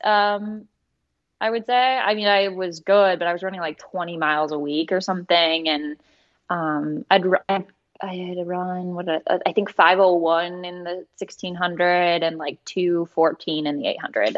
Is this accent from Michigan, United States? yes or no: yes; Croswell, Michigan, United States; I grew up in Croswell, Michigan, which is in the Thumb.